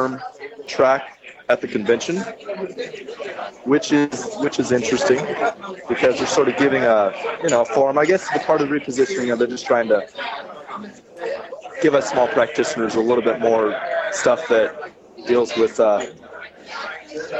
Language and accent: English; California, United States; I'm from California